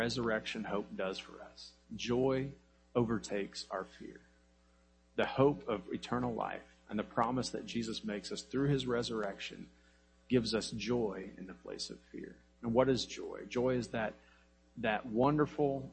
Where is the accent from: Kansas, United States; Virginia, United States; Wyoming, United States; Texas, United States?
Kansas, United States; I grew up in Kansas in the middle of nowhere, and it was what we called Tornado Alley.